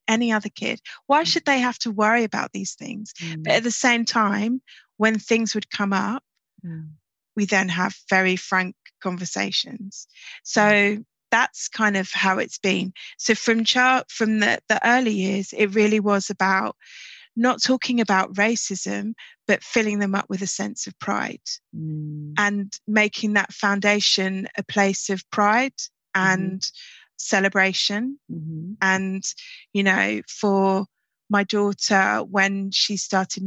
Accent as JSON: {"language": "English", "region": "London", "country": "United Kingdom", "tie": "born or raised there", "also_born_or_lived": "Islington", "said": "I grew up in Peckham and I went to primary school in pre-gentrified Islington."}